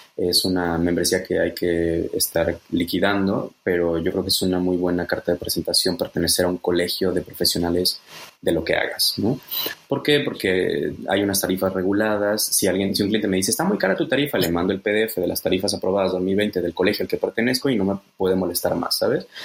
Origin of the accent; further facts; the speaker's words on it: Mexico; moved away as an adult; now in Germany; yo soy mexicano, nací en México